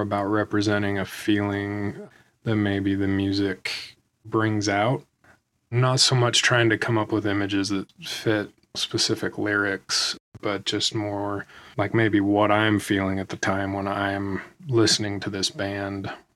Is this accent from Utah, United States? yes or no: yes; Salt Lake City, Utah, United States; born or raised there